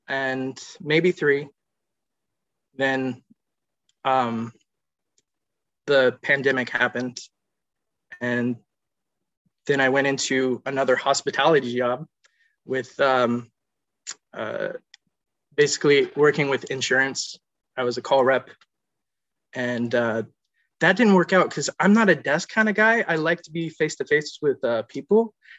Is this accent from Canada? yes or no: no; South Carolina, United States; also born or lived in Ohio / Florida; Okay. I was born in Ohio, and then I was raised in South Carolina. We moved to Florida for schooling and back to South Carolina, then back to Florida. Now I'm here.